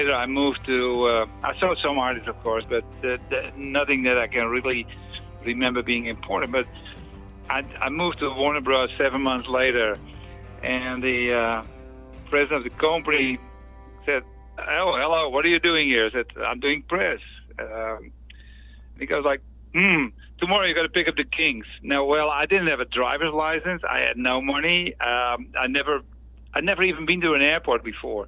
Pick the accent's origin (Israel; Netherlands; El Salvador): Netherlands; English is a second language; moved away; also born or lived in United States; originally I'm from the Netherlands